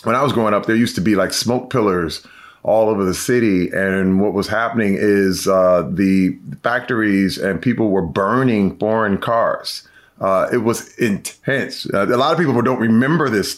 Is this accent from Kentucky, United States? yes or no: no; Flint, Michigan, United States; Growing up in Flint at the time when I was a kid